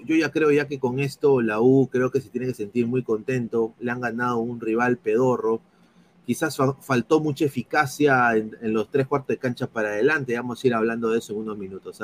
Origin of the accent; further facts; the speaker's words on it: Peru; now in United States; soy periodista deportivo aquí en los Estados Unidos, soy peruano